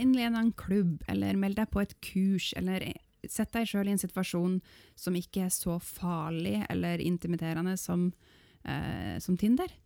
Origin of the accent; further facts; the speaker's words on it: Northern Norway, Norway; jeg er nordlending